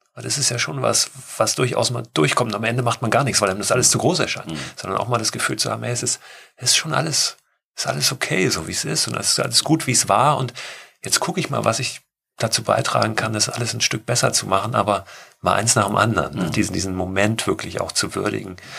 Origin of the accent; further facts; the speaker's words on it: Germany; in dem ich gewohnt habe als Kind in Deutschland